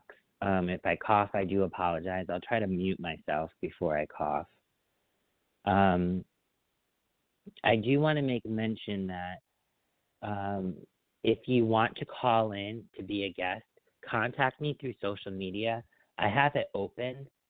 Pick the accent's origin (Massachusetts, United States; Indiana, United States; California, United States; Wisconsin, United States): Massachusetts, United States; Agawam; growing up, I grew up in Agawam, Mass., which is Western Mass.